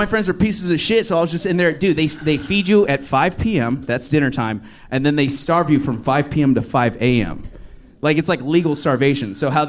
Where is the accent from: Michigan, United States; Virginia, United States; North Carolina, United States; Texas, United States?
Virginia, United States; Newport News; now in Austin, United States; I'm from fucking Newport News, Virginia, y'all.